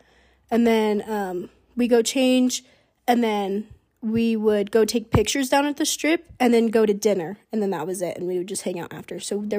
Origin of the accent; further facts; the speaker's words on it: Las Vegas, Nevada, United States; moved away as an adult; also born or lived in Washington; So I'm 19, and I'm from Las Vegas.